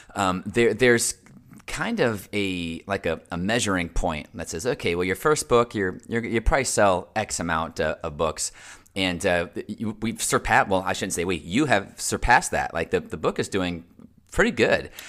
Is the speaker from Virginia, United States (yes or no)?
no; Central Florida, United States; I was born and raised here in Central Florida. I'm a true Central Florida native